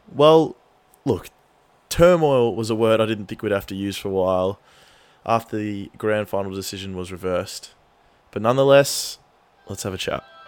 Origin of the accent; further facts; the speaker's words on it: Australia; as an Australian football fan